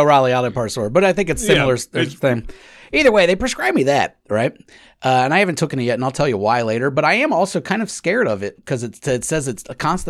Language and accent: English; Australia; I'm Australian. That's just what we do.